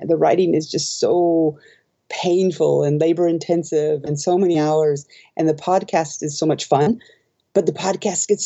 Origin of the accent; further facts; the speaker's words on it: Omaha, Nebraska, United States; moved away as an adult; now in Japan; I'm from Omaha, Nebraska recently, and it's just prairie.